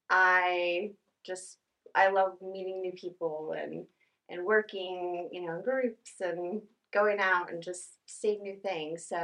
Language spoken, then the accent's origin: English; north of Dallas, Texas, United States; also born or lived in Tulsa, Oklahoma; now in Tahlequah, United States; born in Tulsa and raised north of Dallas, and um, moved around the country and decided over the summer to relocate to Tahlequah